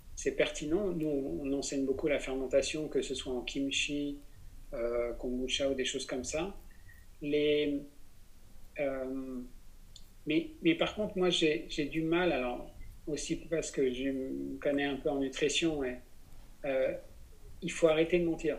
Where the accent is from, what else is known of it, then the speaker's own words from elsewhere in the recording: Besançon, Bourgogne-Franche-Comté, France; Je suis né à Besançon